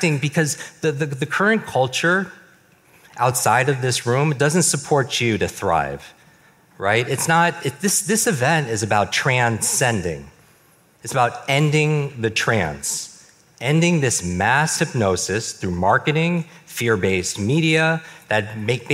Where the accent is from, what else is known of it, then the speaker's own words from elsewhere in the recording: New York, United States; I grew up in the Northeast, in New York.